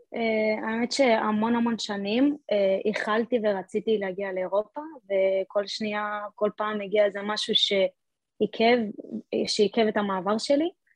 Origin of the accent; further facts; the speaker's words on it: Talmon, Central District, Israel; moved away as an adult; now in Split, Croatia; לקבוצת בנים במושב שלי